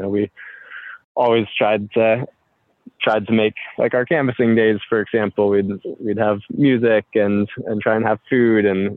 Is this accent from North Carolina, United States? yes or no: yes; North Carolina, United States; my home state of North Carolina